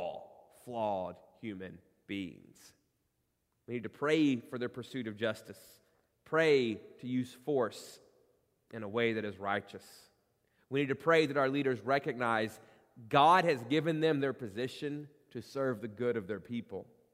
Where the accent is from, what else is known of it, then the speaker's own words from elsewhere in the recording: United States; in our DNA as Americans